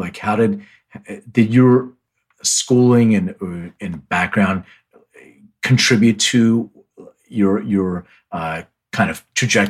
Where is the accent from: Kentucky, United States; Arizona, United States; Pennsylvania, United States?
Pennsylvania, United States; Philadelphia; now in Los Angeles, United States; I'm originally from Philly. I live in LA, but I'm all like Philly sports.